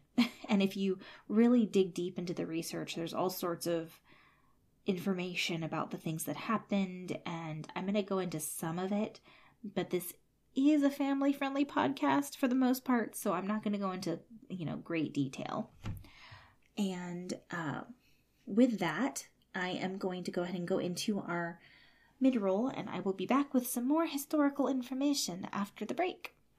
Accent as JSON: {"language": "English", "town": "San Jose", "region": "California", "country": "United States", "tie": "born or raised there", "said": "I grew up in a place called San Jose, which is somewhere between Santa Cruz and Berkeley"}